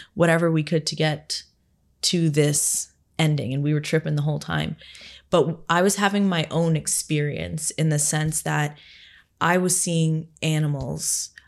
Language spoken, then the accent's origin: English; Barrie, Ontario, Canada; my hometown in Barrie